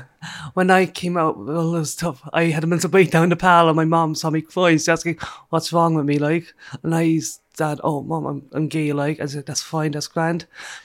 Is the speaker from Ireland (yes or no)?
yes; Rosscarbery, Munster, Ireland; I am from Roscarbery in County Cork. It's a small village just an hour away from Cork. I live on my family farm.